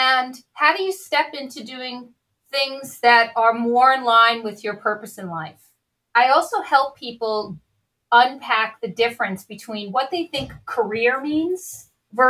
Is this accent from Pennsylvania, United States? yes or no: no; New York, United States; moved away as an adult; now in Oakland, United States; I grew up in New York.